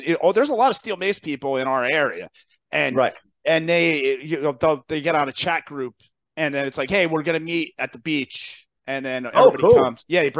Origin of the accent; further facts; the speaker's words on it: New Jersey, United States; New Jersey is, I make fun of my state.